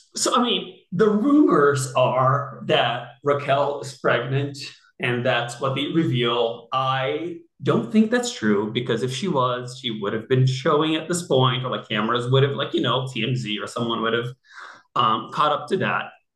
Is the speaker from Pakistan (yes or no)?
no; Rio de Janeiro, Brazil; also born or lived in San Francisco / New York; now in Los Angeles, United States; I'm from Rio